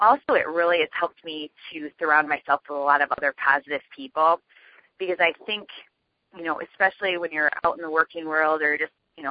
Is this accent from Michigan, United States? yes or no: yes; Michigan, United States; I actually live in Michigan. I'm born and raised in Michigan